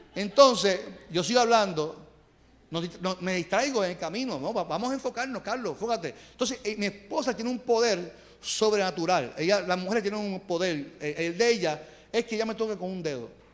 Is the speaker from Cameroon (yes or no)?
no; Carolina, Puerto Rico; soy de Carolina